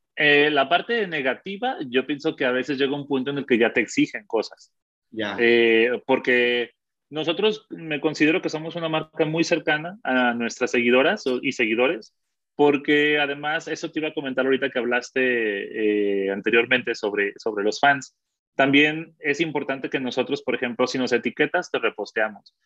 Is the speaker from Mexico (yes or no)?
yes; Mexico; also born or lived in Colombia; como mexicanos creo que es eso. Eh, y creo que nos ha afectado mucho ser vecinos de Estados Unidos